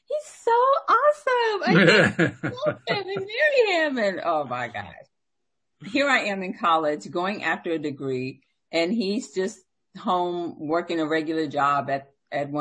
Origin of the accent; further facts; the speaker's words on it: the South, United States; I'm from the South.